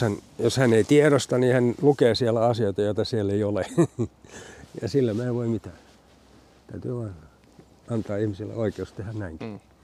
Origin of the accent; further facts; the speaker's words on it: Loviisa, Uusimaa, Finland; also born or lived in Sipoo; now in Porvoo, Finland; Mä oon kotoisin Lovisesta alun perin